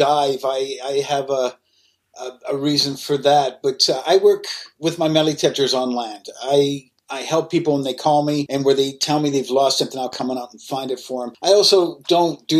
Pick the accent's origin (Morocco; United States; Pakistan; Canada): Canada; I'm from Canada